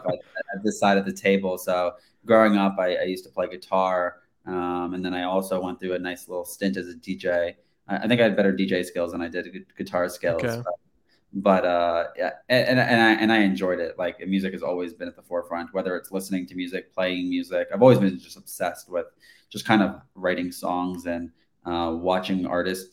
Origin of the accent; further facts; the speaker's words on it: New York City, New York, United States; growing up in New York City